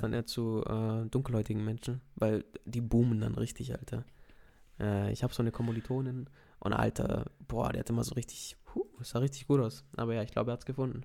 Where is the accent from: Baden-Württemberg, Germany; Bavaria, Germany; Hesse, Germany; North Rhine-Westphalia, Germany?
Baden-Württemberg, Germany; Swabia; ich bin ja trotzdem im Schwarmländler aufgewachsen